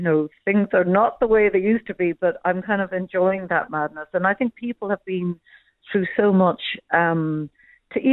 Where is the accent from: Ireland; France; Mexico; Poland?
Ireland; Cork, Munster; now in Dublin, Ireland; I'm from Cork originally, living in Dublin now